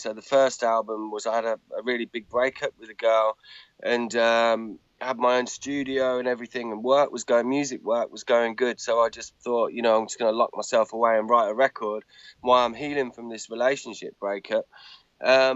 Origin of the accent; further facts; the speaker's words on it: England, United Kingdom; also born or lived in just outside London; I'm English and live just outside London